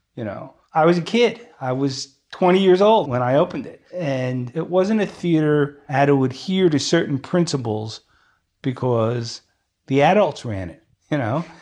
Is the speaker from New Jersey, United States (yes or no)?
yes; Newark, New Jersey, United States; I was born in Newark